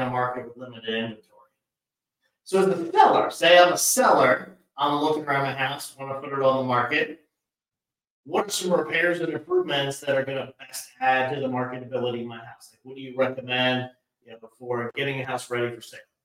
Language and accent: English; Delaware, United States; moved away as an adult; also born or lived in East Coast; now in Hampton Roads, Virginia, United States; I'm originally from Delaware, moved up and down the East Coast a bit with my career